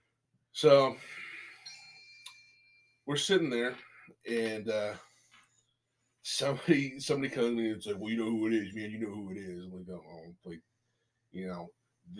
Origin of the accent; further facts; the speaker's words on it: Philippines; moved away; I was born in the Philippines